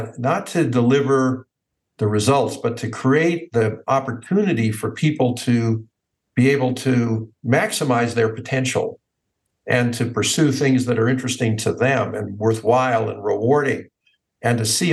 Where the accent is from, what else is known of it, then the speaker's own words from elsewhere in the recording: United States; I grew up in the United States